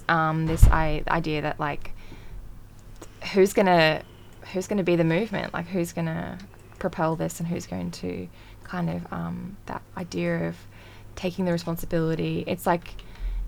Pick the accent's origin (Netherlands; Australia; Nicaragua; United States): Australia; as an Australian